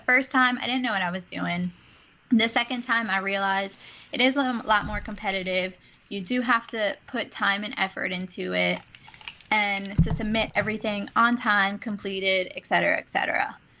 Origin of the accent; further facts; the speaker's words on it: New Orleans, Louisiana, United States; now in Baton Rouge, United States; I am from originally from New Orleans, so it's not too far away from home